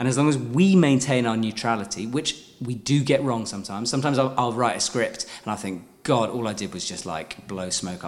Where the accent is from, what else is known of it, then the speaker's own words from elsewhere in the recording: United Kingdom; as a Brit